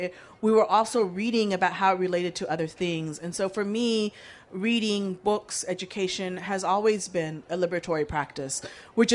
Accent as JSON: {"language": "English", "region": "Texas", "country": "United States", "tie": "born or raised there", "said": "I grew up in Texas"}